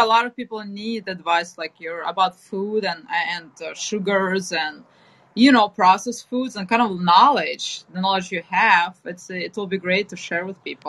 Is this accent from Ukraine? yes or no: yes; Ukraine; now in United States; I'm originally from Ukraine